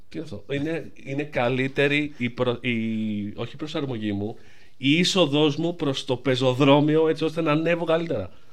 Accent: Greece; όλοι σαν Έλληνες

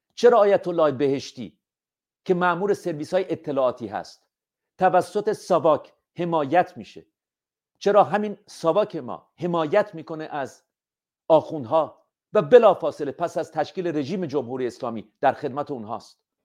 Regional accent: Iran; همه ما ایرانی هستیم

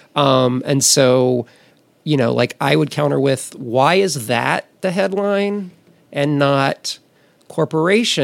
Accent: Amite, Louisiana, United States; moved away as an adult; now in Los Angeles, United States; growing up in Amite, Louisiana

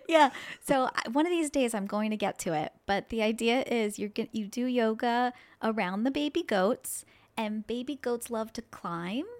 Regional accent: Annville, Pennsylvania, United States; I grew up in this area. I grew up in Anvil

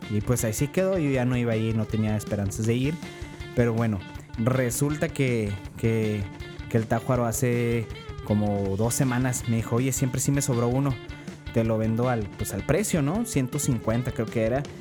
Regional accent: northern Mexico, Mexico; accent: norteño; mi acento es norteño

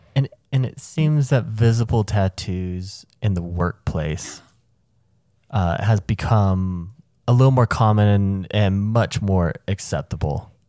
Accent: the South, United States; where I grew up in the South

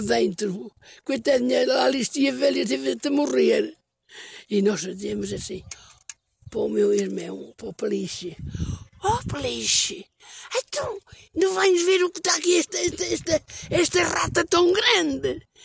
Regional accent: Canas de Senhorim, Centro, Portugal; foi onde eu nasci. Foi na Minas de Orgeriça.

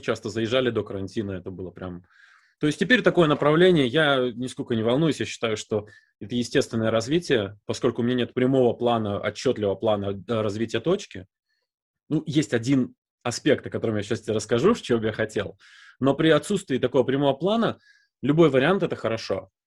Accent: Visaginas, Utena County, Lithuania; accent: Baltic; first language Russian; also born or lived in Novovoronezh, Russia; меня привезли в 87 году, мне было 4 годика. Мы приехали из Нововоронежа

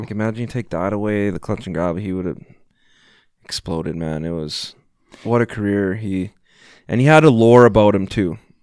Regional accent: Vancouver, British Columbia, Canada; I'm from Vancouver

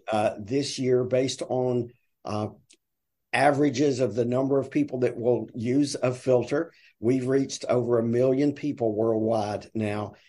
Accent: the South, Southern United States, United States; accent: deep Southern; now in Tuscaloosa, United States; my deep Southern accent

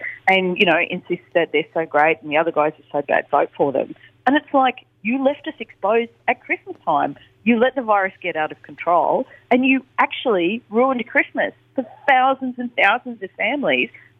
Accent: Australia; but we're Australian

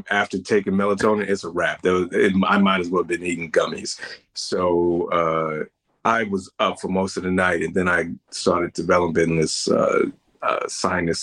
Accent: United States; we're Black, we're American, we're Black American

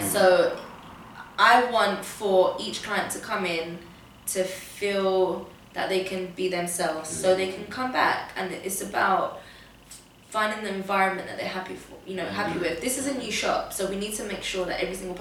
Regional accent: London, United Kingdom; also born or lived in Portugal / Tottenham; how I grew up in Camden.

